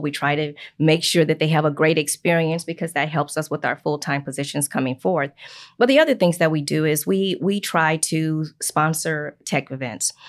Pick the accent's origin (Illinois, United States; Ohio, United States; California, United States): Illinois, United States; Chicago; moved away as an adult; also born or lived in Minnesota; now in Indiana, United States; I'm from Chicago, Illinois, so I'm not even from Indiana, but I've been here for about twenty-four years